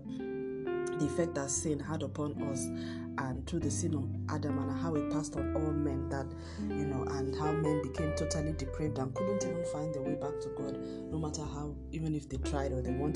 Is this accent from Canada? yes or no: no; Nigeria; also born or lived in Lagos, Nigeria; I'm recording from Lagos, Nigeria.